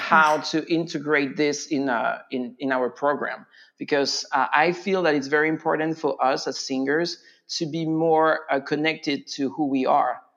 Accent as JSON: {"language": "English", "country": "France", "also_born_or_lived": "Virginia, United States", "second_language": "English", "moved": "as an adult", "lives_now": "Winchester, Virginia, United States", "said": "stay in the US for a while just to improve my English uh, mm. because I'm from France."}